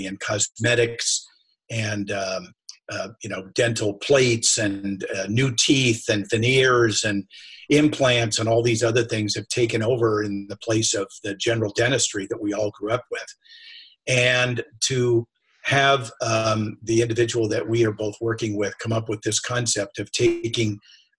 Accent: Sacramento, California, United States; also born or lived in San Francisco / Carmel / San Diego / Eugene, Oregon; I was born in San Francisco, moved to Sacramento, which was like a bedroom community, the state of California's capital. And I was there for a while

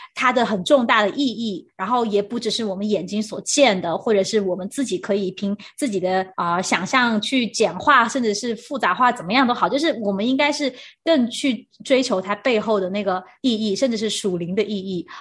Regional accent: China; now in Taiwan; 因为我是大陆的背景

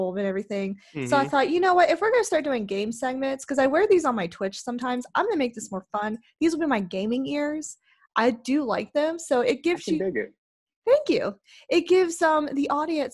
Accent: Lexington, South Carolina, United States; moved away; Originally, I'm from Lexington, South Carolina

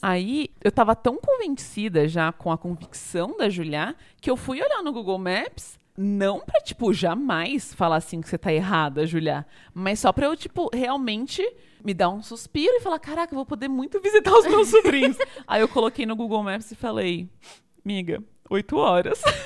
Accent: São Bernardo do Campo, São Paulo, Brazil; moved away as an adult; also born or lived in Rio de Janeiro / São Carlos; eu sou original de São Bernardo do Campo, terra do alemão do Big Brother

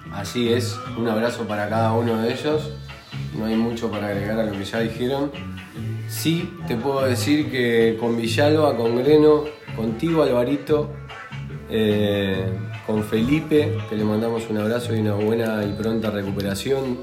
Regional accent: Uruguay; que somos uruguayos

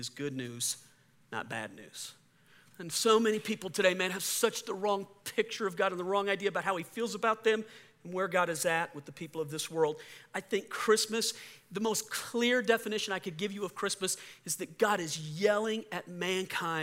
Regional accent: New Orleans, Louisiana, United States; When I was a little kid, I was raised in the Catholic Church, New Orleans, Louisiana, South Louisiana Catholic

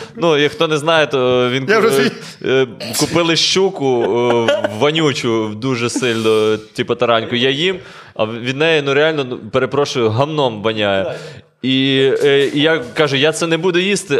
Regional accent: Lviv, Lviv Oblast, Ukraine; ми зі Львова

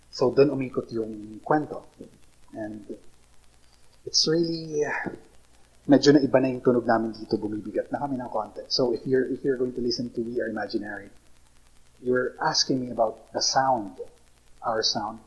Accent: Iriga, Bicol Region, Philippines; also born or lived in Naga / Manila; now in Legazpi City, Philippines; we're from Iriga. We grew up in Iriga.

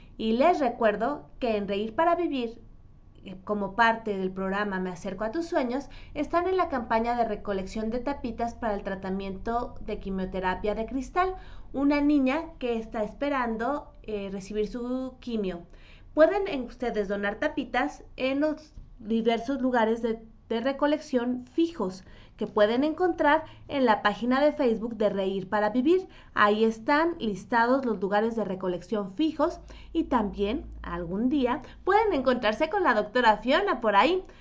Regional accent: Mexico; also born or lived in Mexico City; a todos los que crecimos en México

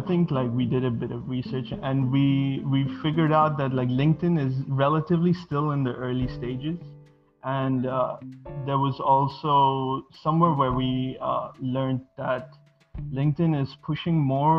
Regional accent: Bahrain; English is a second language; also born or lived in Sri Lanka; now in Malaysia; I'm originally from Sri Lanka, but I was born and raised in Bahrain, which is in the Middle East, and currently I'm located in Malaysia

